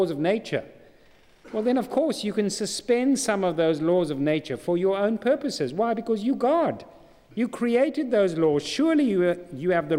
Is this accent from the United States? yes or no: no; South Africa; I'm not a Geordie, I'm from South Africa.